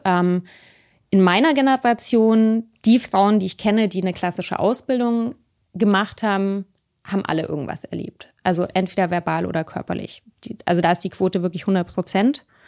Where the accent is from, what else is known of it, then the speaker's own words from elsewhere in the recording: Munich, Bavaria, Germany; moved away; also born or lived in Berlin; ich bin ja in München aufgewachsen